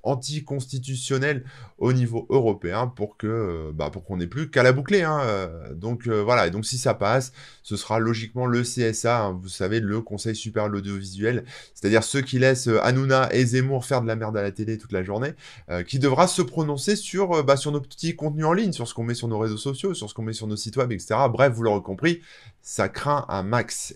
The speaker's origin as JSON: {"language": "French", "country": "France", "said": "je suis français"}